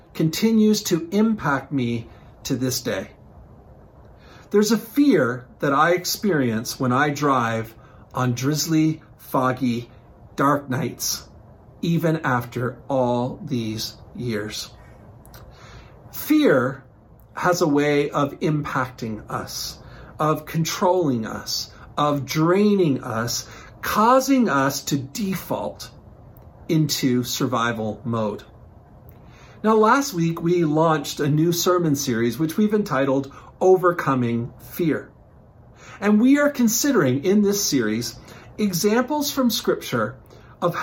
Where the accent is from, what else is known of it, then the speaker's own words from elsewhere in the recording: Newfoundland and Labrador, Canada; growing up in Newfoundland